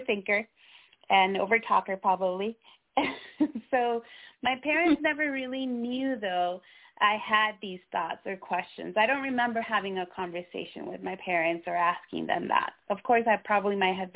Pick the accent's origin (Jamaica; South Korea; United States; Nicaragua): Nicaragua; moved away; I was born in Central America, so Nicaragua, where Catholicism is the religion of dominance in my country